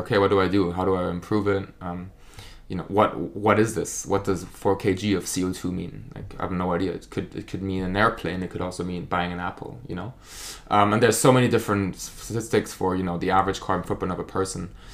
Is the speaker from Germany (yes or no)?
yes; Germany; accent: German; English is a second language; moved away as an adult; now in United Kingdom; So, I'm from Germany, as you can probably tell from my accent.